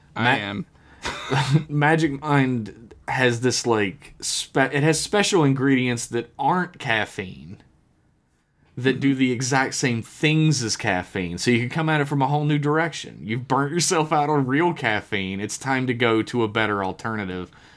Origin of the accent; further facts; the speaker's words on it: United States; I am an American